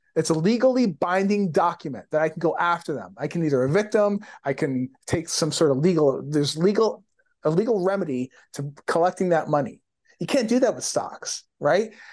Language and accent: English; Windsor, Ontario, Canada; my hometown in Windsor, Ontario, small super small town